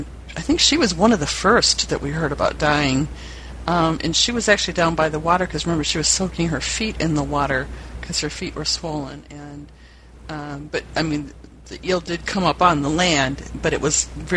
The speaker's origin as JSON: {"language": "English", "region": "Great Lakes area", "country": "United States", "tie": "born or raised there", "said": "we're from the Great Lakes area"}